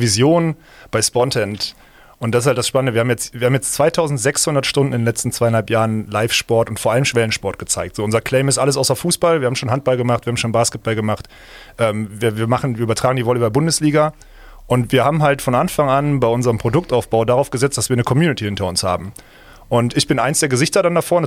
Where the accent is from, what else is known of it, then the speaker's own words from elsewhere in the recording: Essen, North Rhine-Westphalia, Germany; now in Düsseldorf, Germany; ich komme nicht aus Köln. Ich komme aus Essen, und jetzt aber wohnhaft in Düsseldorf